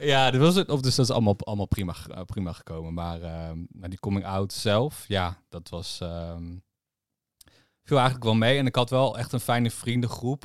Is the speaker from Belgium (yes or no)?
no; Harderwijk, Gelderland, Netherlands; Ik kom natuurlijk uit Harderwijk